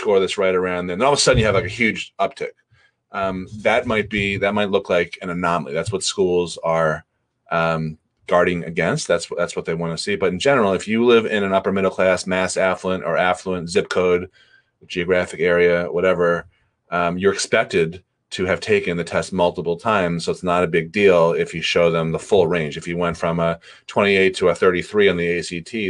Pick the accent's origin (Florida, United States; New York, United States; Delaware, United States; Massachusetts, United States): Massachusetts, United States; Newton; my hometown, Newton, Mass, there's two colleges there